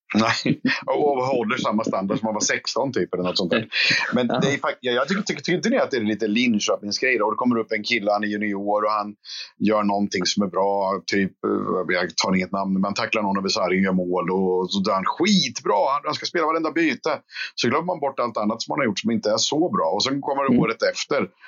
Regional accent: Skänninge, Östergötland, Sweden; jag är från Skänninge från början

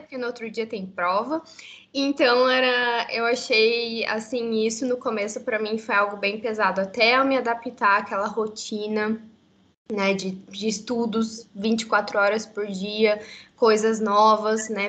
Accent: Curitiba, Paraná, Brazil; moved away as an adult; now in Canada; eu sou de Curitiba, de Curitiba, Paraná, então no sul do Brasil. Eu nasci em Curitiba mesmo e vivi por toda a minha vida lá

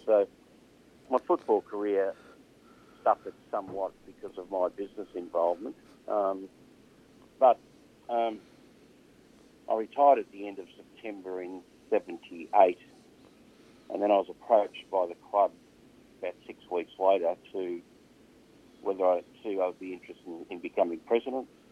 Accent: Burnie, Tasmania, Australia; I was from Burnie

